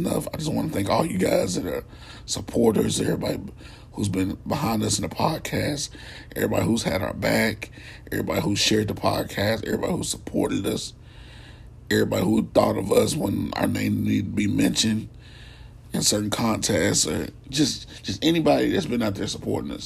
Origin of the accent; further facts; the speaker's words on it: Radcliff, Kentucky, United States; my hometown of Radcliffe